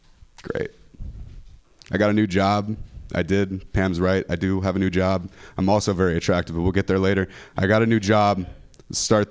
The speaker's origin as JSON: {"language": "English", "town": "Modesto", "region": "California", "country": "United States", "moved": "as an adult", "lives_now": "San Francisco, United States", "said": "I'm from the Central Valley, California"}